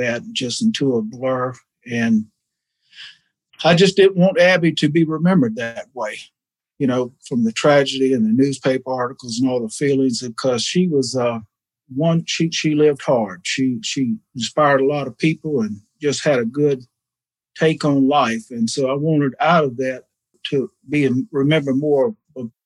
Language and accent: English; Garden City, Georgia, United States; I'm from Garden City, Georgia, which is right outside the city of Savannah.